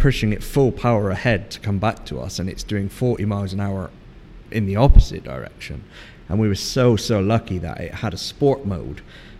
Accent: England, United Kingdom; And me being an Englishman, I was like, nah, it'd be all right.

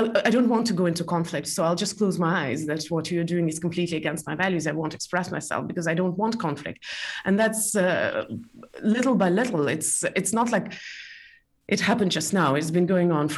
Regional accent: Estonia; also born or lived in Belarus; I'm originally from Estonia, but I was born in Belarus

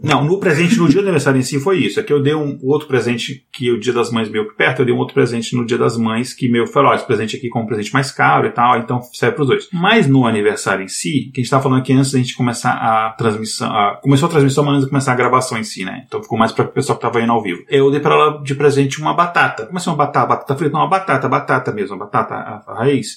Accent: Brazil; a gente é brasileiro

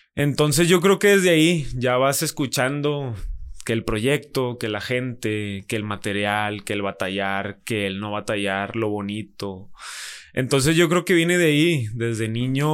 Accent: Monterrey, Nuevo León, Mexico; Monterrey, nací aquí en Monterrey, en la ciudad de Monterrey.

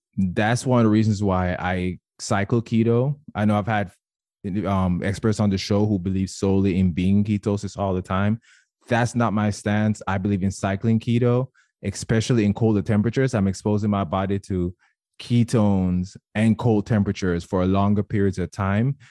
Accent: Jamaica; moved away; I was born and raised in Jamaica, and I, I know for sure whenever I go home

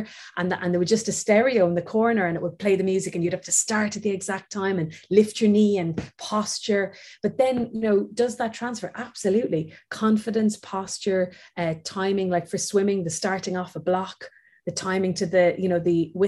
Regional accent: Waterford, Munster, Ireland; moved away; I'm from Waterford, where the Waterford Crystal is

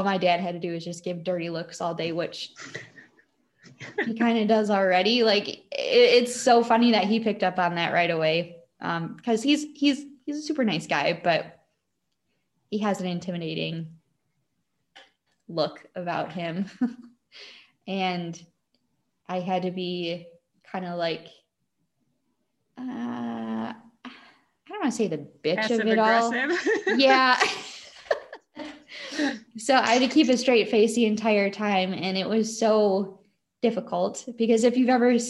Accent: Wisconsin, United States; accent: Wisconsin; how Wisconsin-y my accent sounded

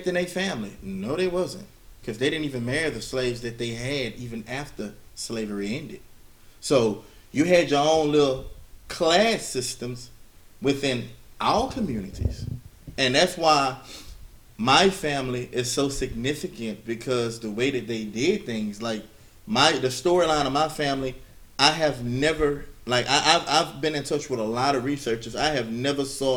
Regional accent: Louisiana, United States; all my relatives have shown that I'm from Louisiana as told by my DNA matches

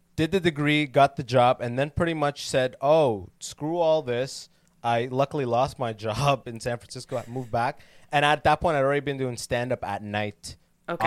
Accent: London, Ontario, Canada; moved away as an adult; also born or lived in Sudan; now in United States; I am born in Sudan, but I came to Canada when I was six

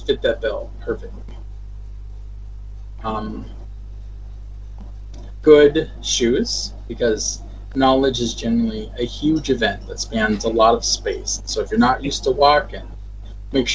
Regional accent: Minnesota, United States; now in Washington, United States; I'm from Minnesota

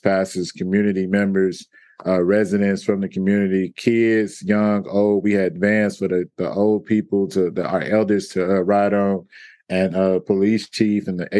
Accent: Houston, Texas, United States; I'm from Houston, Texas, on the southeast side, born and raised, Sunnyside, South Park area

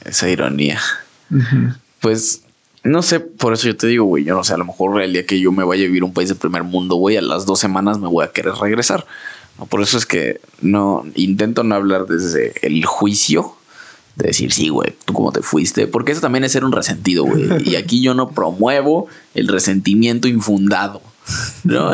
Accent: Mexico; como mexicano

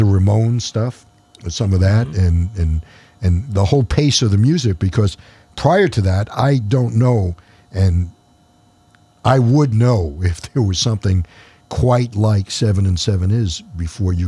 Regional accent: New York City, New York, United States; moved away; growing up in New York

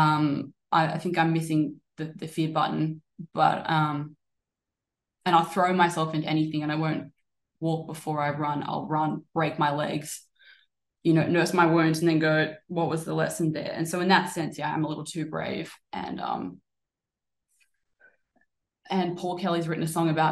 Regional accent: Australia; I am from Australia

